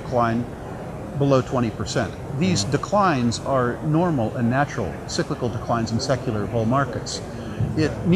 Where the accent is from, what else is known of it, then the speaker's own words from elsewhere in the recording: United States; I'm an American